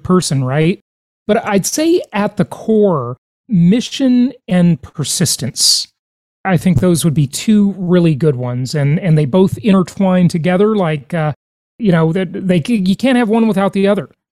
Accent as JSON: {"language": "English", "town": "Los Angeles", "region": "California", "country": "United States", "tie": "born or raised there", "said": "I grew up mostly in Los Angeles"}